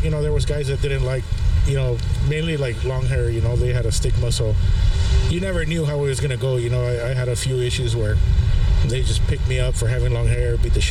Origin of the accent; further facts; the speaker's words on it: Calexico, California, United States; I grew up like 2 hours east of San Diego in Calexico. It's a border town with Mexicali.